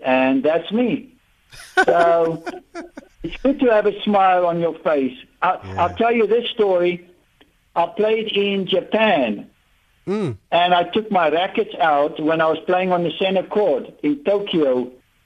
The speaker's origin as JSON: {"language": "English", "country": "South Africa", "said": "I was from South Africa and we were, you know, isolated"}